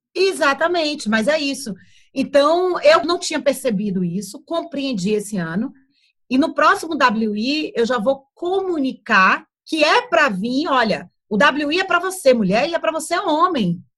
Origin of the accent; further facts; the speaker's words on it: Brazil; moved away as an adult; now in Portugal; eu cresci na praia lá no Brasil.